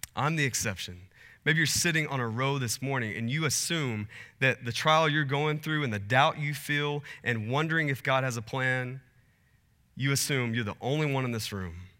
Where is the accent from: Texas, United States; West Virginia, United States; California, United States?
Texas, United States; also born or lived in Portland; now in Phoenix, United States; I, I grew up in Texas, and, uh, spent a little bit of time in Portland, and then my family and I moved to Phoenix